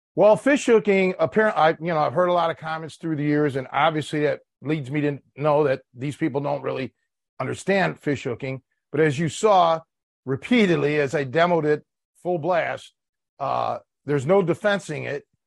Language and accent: English; Cleveland, Ohio, United States; now in Chicago, United States; I'm from Cleveland, born and raised.